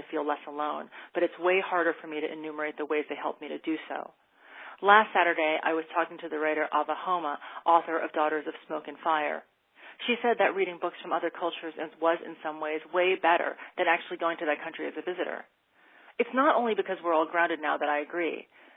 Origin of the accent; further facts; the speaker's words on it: Taiwan; now in United States; my home country